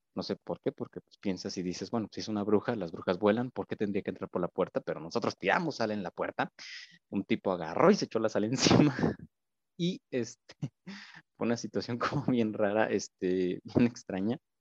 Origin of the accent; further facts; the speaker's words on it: Viborillas, Querétaro, Mexico; yo soy de un pueblito aquí en, en Colón, se llama Viborillas